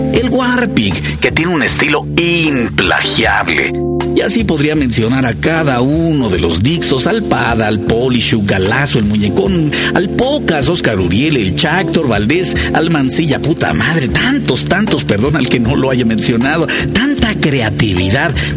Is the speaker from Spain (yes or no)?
no; Mexico